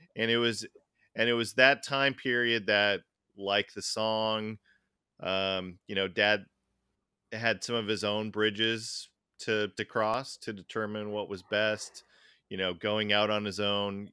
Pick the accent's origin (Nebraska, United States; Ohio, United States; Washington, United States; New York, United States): Washington, United States; Tacoma; we grew up in Tacoma for the most part